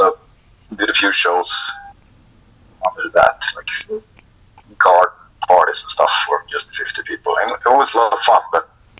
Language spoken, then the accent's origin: English; Sweden; It was really dull growing up in Sweden